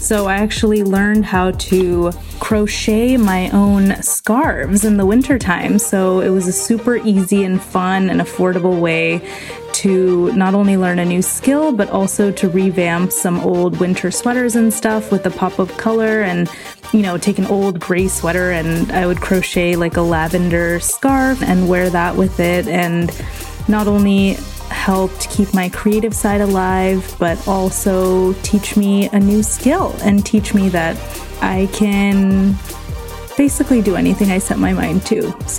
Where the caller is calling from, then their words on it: California, United States; from the San Francisco Bay Area